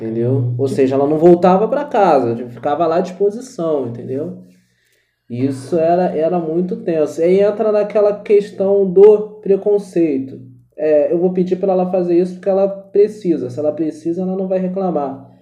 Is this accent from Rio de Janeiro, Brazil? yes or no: yes; Rio de Janeiro, Brazil; accent: carioca; Uma coisa que eu tive que aprender muito a disfarçar foi o sotaque de carioca